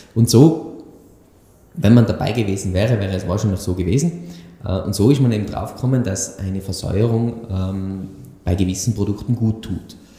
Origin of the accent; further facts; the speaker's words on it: Tyrol, Austria; bei uns in Tirol